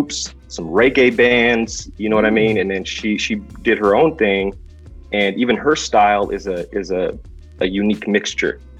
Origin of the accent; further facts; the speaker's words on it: San Francisco, California, United States; I'm originally from San Francisco, California